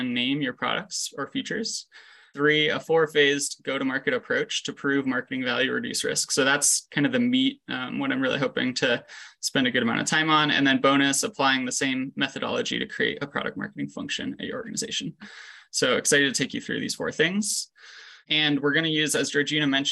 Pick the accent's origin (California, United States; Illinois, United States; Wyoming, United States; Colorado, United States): California, United States; Los Angeles; moved away as an adult; also born or lived in Quebec, Canada / Chicago, United States; now in Denver, United States; I grew up in the Los Angeles area through undergrad